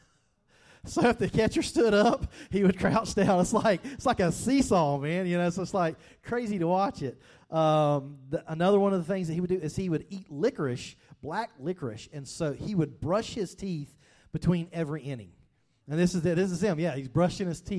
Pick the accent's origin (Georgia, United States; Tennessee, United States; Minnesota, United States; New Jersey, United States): Georgia, United States; growing up in Georgia